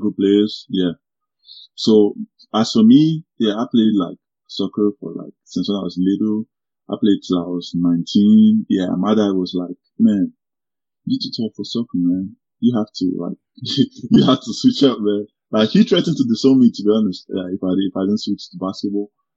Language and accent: English; Lagos, Nigeria; moved away as an adult; now in Green Bay, United States; I was born in Nigeria. Yeah, I was born in Lagos State